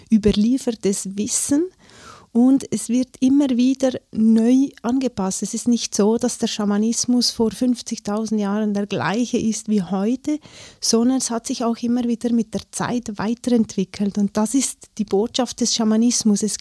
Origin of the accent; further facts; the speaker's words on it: Leukerbad, Valais, Switzerland; Ich bin in Leukerbad aufgewachsen.